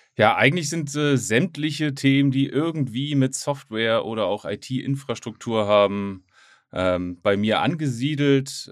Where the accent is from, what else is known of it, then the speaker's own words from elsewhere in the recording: Hamburg, Germany; ich bin Hamburger